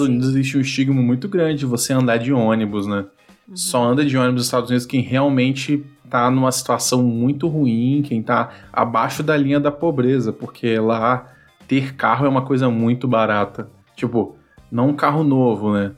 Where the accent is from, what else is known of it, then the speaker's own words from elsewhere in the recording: Vitória, Espírito Santo, Brazil; eu sou aqui de Vitória, no Espírito Santo